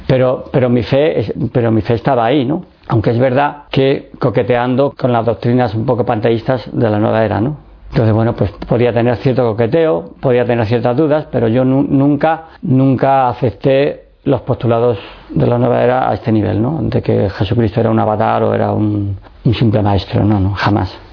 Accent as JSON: {"language": "Spanish", "town": "Madrid", "region": "Community of Madrid", "country": "Spain", "tie": "born or raised there", "also_born_or_lived": "Seville / Écija", "said": "nací en Sevilla y estuve viviendo hasta los 7 años en, en Écija, un pueblo de Sevilla, muy conocido, eh, donde más calor hace en toda España. y allí estuve estudiando con los salesianos y luego ya mm, tuvimos que emigrar a Madrid"}